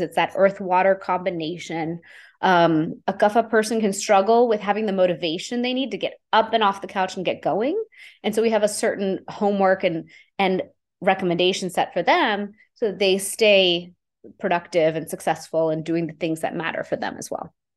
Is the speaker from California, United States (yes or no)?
no; Houston, Texas, United States; I grew up in Houston, Texas, growing up in a normal immigrant family